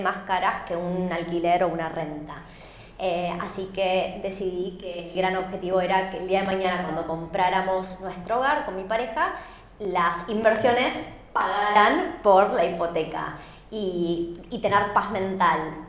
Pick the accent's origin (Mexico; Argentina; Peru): Argentina; now in Australia; Soy argentina